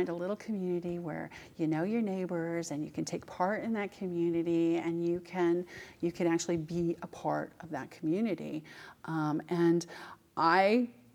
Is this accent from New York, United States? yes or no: no; California, United States; also born or lived in Boca Raton, Florida / Georgia; now in Palm Beach County, United States; my home state, which is California.